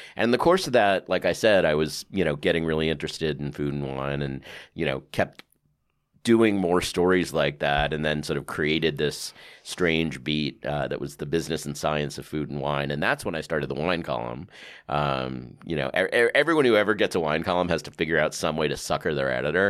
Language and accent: English; New York City, New York, United States; also born or lived in Westchester, New York; I grew up on the Upper West Side